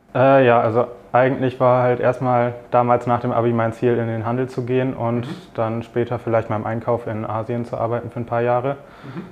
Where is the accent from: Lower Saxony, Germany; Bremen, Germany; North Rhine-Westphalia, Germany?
Bremen, Germany; moved away as an adult; now in Frankfurt, Germany; ich komme aus der Nähe von Bremen